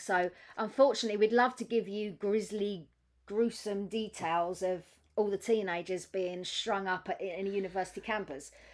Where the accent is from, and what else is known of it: United Kingdom